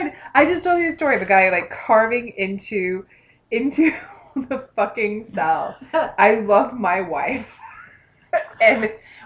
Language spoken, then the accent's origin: English; East Central Illinois, United States; I grew up in East Central Illinois.